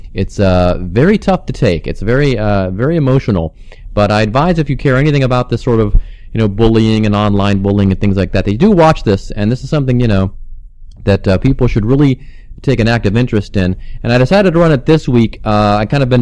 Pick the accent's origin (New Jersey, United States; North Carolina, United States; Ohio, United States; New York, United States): Ohio, United States; Mentor; moved away; Mentor, which is the name of my hometown